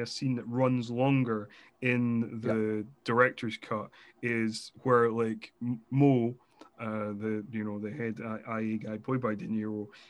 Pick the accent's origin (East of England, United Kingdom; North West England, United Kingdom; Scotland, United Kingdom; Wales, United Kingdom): Scotland, United Kingdom; being Scottish